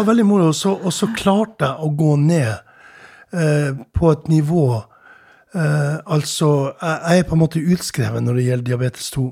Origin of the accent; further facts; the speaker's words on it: Tromsø, Troms, Norway; jeg vokste opp i Tromsø